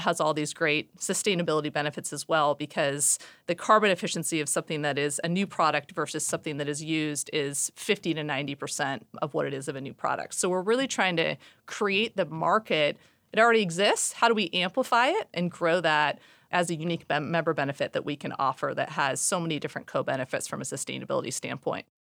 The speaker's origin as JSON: {"language": "English", "town": "Seattle", "region": "Washington", "country": "United States", "tie": "born or raised there", "said": "born and raised in Seattle"}